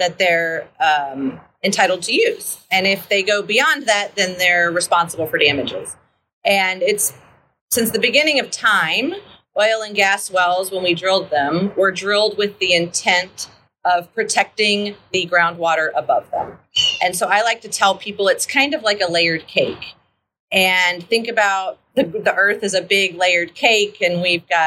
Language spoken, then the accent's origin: English; South Florida, United States; now in Texas, United States; I grew up in South Florida